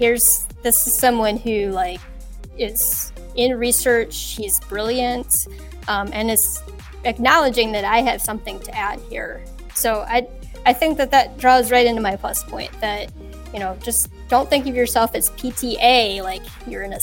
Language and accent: English; Cleveland, Ohio, United States; I'm from the Cleveland area in Ohio. I've pretty much been here my whole life.